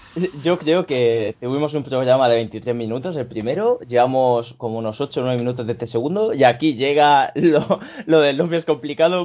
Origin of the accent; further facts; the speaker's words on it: Region of Murcia, Spain; Se nota que soy murciano en esa expresión